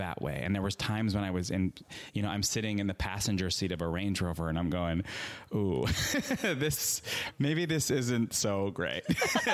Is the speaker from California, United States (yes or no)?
no; Long Island, New York, United States; moved away as an adult; also born or lived in Manhattan, New York; now in Los Angeles, United States; I'm from Long Island. I was living in Manhattan for 5 years before I moved to LA.